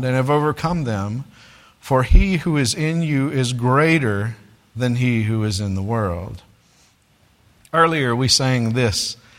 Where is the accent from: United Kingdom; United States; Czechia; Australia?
United States; being an American